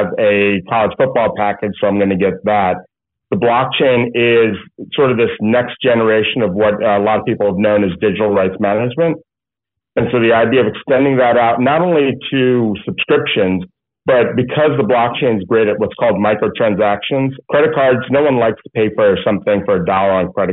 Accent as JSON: {"language": "English", "country": "United States", "tie": "born or raised there", "moved": "yes", "lives_now": "California, United States", "said": "I grew up in the New York, New Jersey area"}